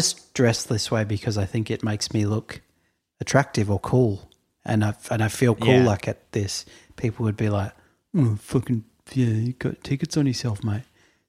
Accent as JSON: {"language": "English", "town": "Boston", "region": "Massachusetts", "country": "United States", "tie": "born or raised there", "said": "that's because I grew up in Boston and my parents are white Americans."}